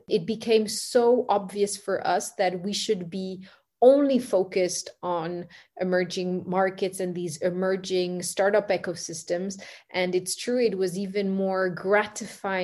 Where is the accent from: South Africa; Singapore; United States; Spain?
Singapore; I grew up in Singapore